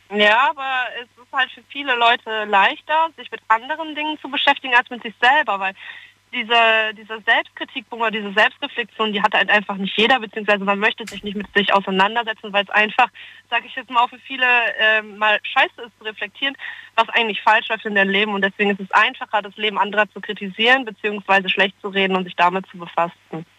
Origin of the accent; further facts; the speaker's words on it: Friesland, Lower Saxony, Germany; moved away as an adult; now in Stuttgart, Germany; ich komme ja 700 Kilometer von hier aus dem schönen aus Friesland.